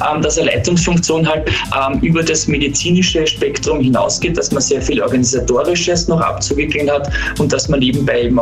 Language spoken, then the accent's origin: German; Parndorf, Burgenland, Austria; es ist ja kein Geheimnis, dass ich äh, Burgenländer bin. Ich komme aus Bahndorf. Viele kennen den Ort vielleicht vom riesigen Designer Outlet Center ja. oder dem nahen Neusiedlersee.